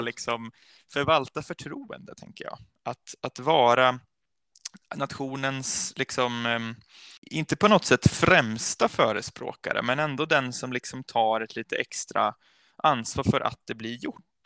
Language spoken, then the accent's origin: Swedish; Vattholma, Uppsala County, Sweden; also born or lived in Falun, Dalarna; jag är uppvuxen i, i Norduppland